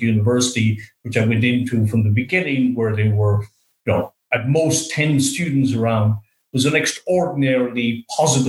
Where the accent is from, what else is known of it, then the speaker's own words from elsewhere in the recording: Sligo, Connacht, Ireland; moved away as an adult; also born or lived in Australia; now in Auckland, New Zealand; I grew up in Sligo in the west of Ireland.